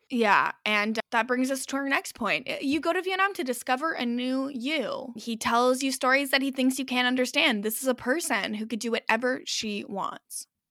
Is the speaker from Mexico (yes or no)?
no; Canada; we always will have, like, a Canadian flag on our luggage